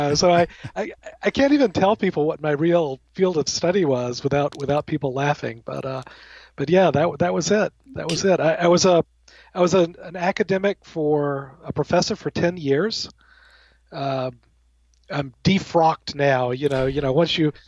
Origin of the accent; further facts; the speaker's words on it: Alabama, United States; now in Connecticut, United States; I'm originally from the South. I'm from Alabama, the heart of Dixie